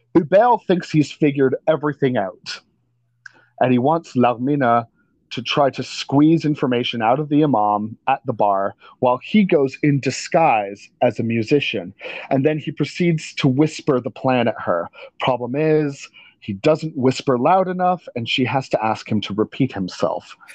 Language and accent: English; Canada; we're Canadian